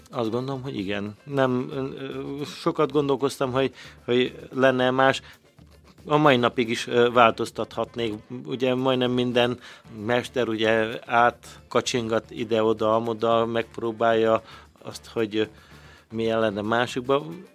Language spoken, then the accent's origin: Hungarian; Szarvas, Békés, Hungary; now in Békéscsaba, Hungary; szarosan nőttem fel